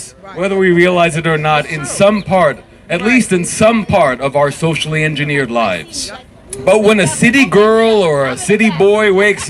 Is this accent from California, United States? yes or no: no; New York City, New York, United States; I'm a lifelong New Yorker, all right? I was born in Brooklyn back when that meant you had street smarts.